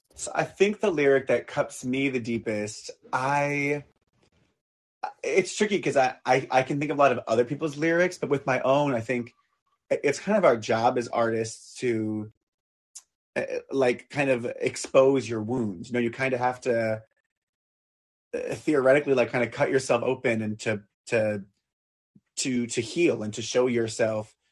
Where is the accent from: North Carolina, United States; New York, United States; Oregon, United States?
New York, United States; Long Island; I grew up on Long Island, so I grew up kind of on the water